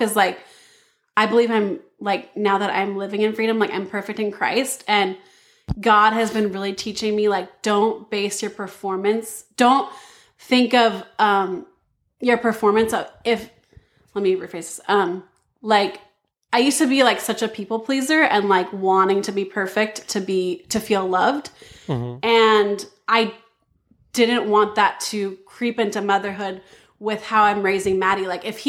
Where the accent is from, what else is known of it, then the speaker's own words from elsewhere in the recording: Battle Ground, Washington, United States; I grew up in Battleground, Washington, actually, the town I'm in right now. Yeah, and I grew up in this, like, small Adventist mecca bubble, you know?